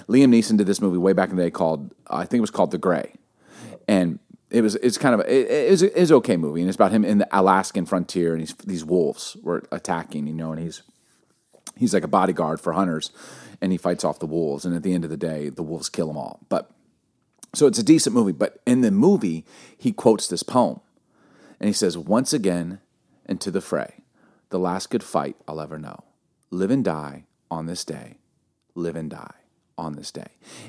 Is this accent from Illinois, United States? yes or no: yes; Chicago, Illinois, United States; also born or lived in Baltimore; We grew up in Baltimore, Chicago, but one place we lived, do you remember Bartlett, Vic, in Chicago?